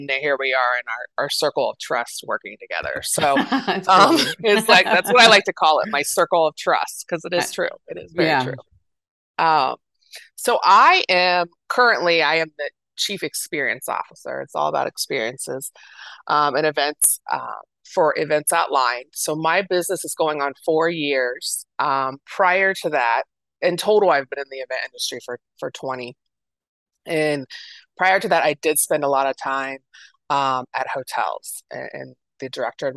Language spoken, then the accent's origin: English; Dayton, Ohio, United States; moved away as an adult; now in Columbus, United States; I'm originally from the Dayton area, which is like an hour west of Columbus, but I've been in Columbus for over 20 years